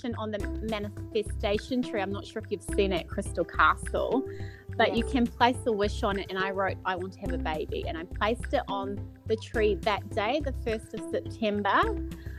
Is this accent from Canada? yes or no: no; New Zealand; now in Gold Coast, Australia; So I'm Kiwi. So I'm born and bred in New Zealand